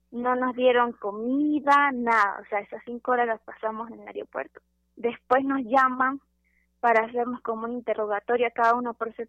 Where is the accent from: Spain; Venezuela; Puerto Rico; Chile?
Venezuela; moved away as an adult; also born or lived in Panama; now in Mexico; Las personas cuando yo digo que soy venezolana me abren las puertas